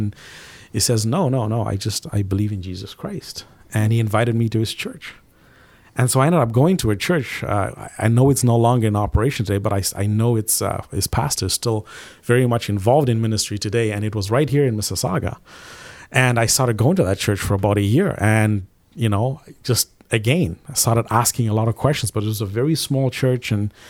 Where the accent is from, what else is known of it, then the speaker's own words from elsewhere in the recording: Zimbabwe; I grew up in Southern Africa in a small country called Zimbabwe.